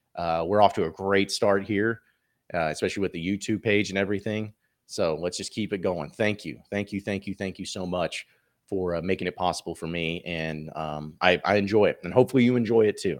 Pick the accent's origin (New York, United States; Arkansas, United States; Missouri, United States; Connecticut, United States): Arkansas, United States; Fayetteville; also born or lived in Dallas, Texas; Grew up in Fayetteville, went to the University of Arkansas